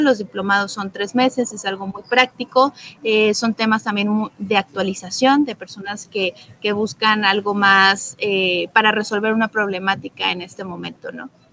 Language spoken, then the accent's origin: Spanish; Guadalajara, Jalisco, Mexico; moved away as an adult; now in Quintana Roo, Mexico; yo soy originaria de Guadalajara, Jalisco, pero ya llevo siete años en Quintana Roo